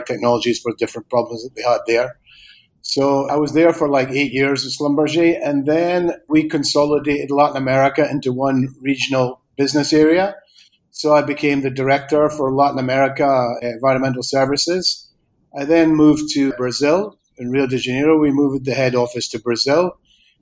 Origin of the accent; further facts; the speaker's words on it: Aberdeen, Scotland, United Kingdom; moved away as an adult; also born or lived in Argentina / Spain; I'm from Aberdeen originally